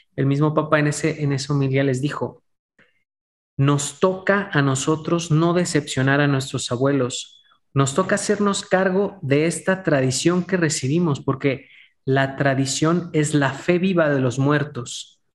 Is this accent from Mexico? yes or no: yes; Mexico; especialmente como mexicanos